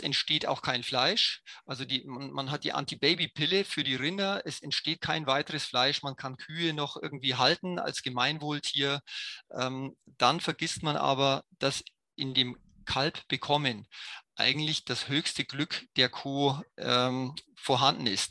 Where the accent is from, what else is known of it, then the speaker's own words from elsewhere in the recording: Germany; als Deutsche